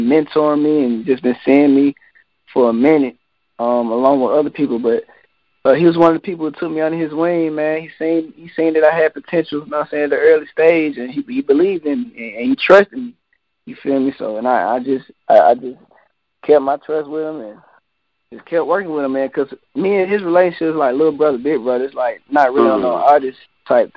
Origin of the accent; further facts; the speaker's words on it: Atlanta, Georgia, United States; Growing up in Atlanta